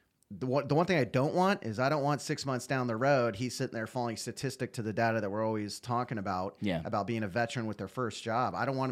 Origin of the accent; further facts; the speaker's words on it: California, United States; And then I come out here thinking, well, I'm from California